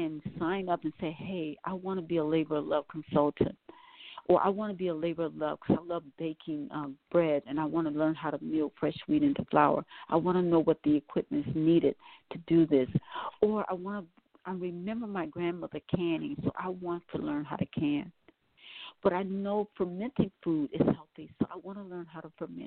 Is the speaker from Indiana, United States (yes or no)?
no; Milwaukee, Wisconsin, United States; also born or lived in New Orleans, Louisiana; now in Atlanta, United States; I was born in New Orleans, but raised in Milwaukee, Wisconsin.